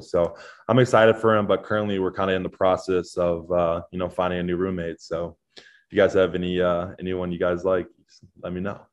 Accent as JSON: {"language": "English", "town": "Chicago", "region": "Illinois", "country": "United States", "moved": "as an adult", "lives_now": "Iowa, United States", "said": "I'm from Chicago"}